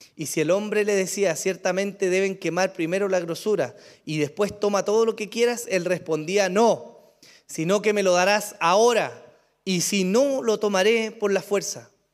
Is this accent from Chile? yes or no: yes; Chile; pero somos chilenos, hermano, en su mayoría